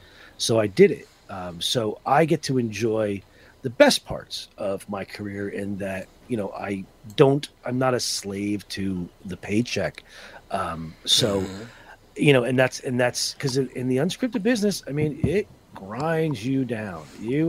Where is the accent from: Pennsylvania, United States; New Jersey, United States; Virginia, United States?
New Jersey, United States; Growing up in Northern New Jersey, Roman Catholic, you can't be at your adulthood.